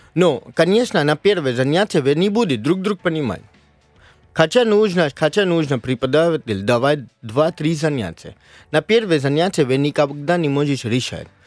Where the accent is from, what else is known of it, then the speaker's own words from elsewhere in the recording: Mumbai, Maharashtra, India; first language Marathi; Russian is a second language; now in Russia; я из Мумбай, штат Махараштра, и наш язык мараки